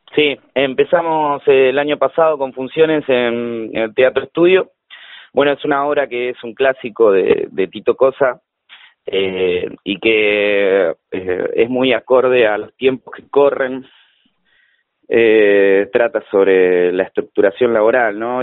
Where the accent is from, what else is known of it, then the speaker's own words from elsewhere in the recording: Florencio Varela, Buenos Aires Province, Argentina; also born or lived in La Plata; soy de Varela, siempre viví acá